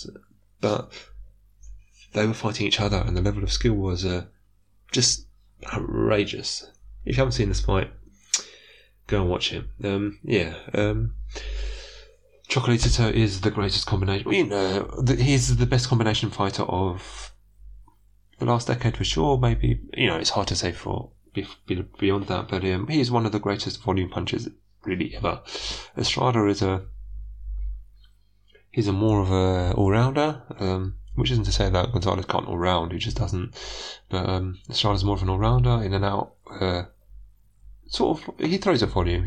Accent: United Kingdom; accent: British; I am taking a notably British slant. Listen to my accent.

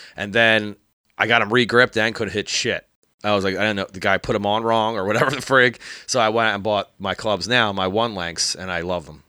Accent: Bucks County, Pennsylvania, United States; I grew up in Bucks County

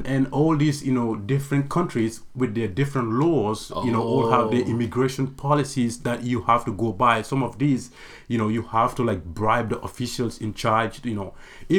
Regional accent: Gambia; now in Portland, United States; I actually was born and raised in the Gambia. I've never been to any other African country.

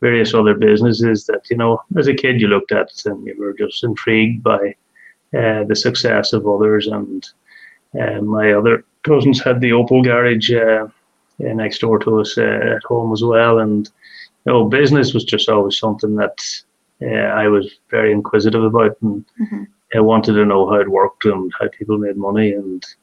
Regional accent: Donegal, Ulster, Ireland; also born or lived in Scotland; I grew up just outside Donegal town

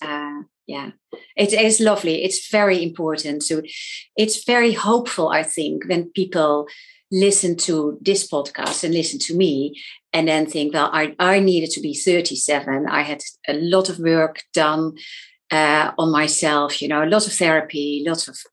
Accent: Netherlands; moved away as an adult; now in London, United Kingdom; I'm from the Netherlands, but I actually live in London. So I've moved countries because of my husband

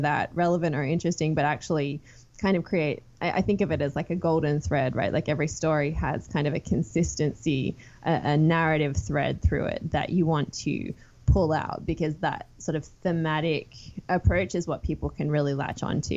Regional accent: Sydney, New South Wales, Australia; moved away as an adult; I grew up in Sydney, one of four kids. I left Australia after finishing university

